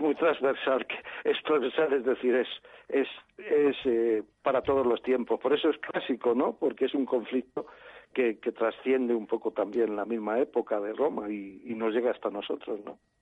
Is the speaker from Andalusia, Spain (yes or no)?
no; Madrid, Community of Madrid, Spain; Yo no soy extremeño, yo soy de Madrid.